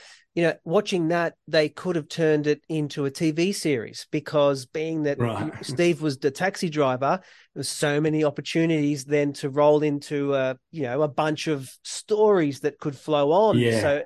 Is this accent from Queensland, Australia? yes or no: no; Melbourne, Victoria, Australia; I grew up in Melbourne as a kid, and I had Italian grandparents